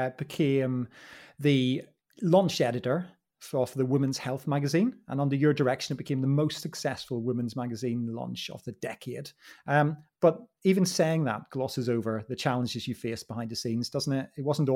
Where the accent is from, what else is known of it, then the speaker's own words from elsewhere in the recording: Northern Ireland, United Kingdom; in with all the posh kids working in politics for me from Northern Ireland was really interesting. My accent changed a little bit accordingly